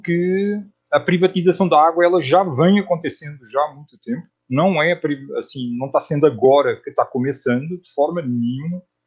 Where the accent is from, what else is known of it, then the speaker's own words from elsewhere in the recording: Portugal; moved away as an adult; also born or lived in Netherlands; now in Brazil; eu nasci em Portugal e morei em Portugal até aos trinta anos de idade. Aí mudei-me para a Holanda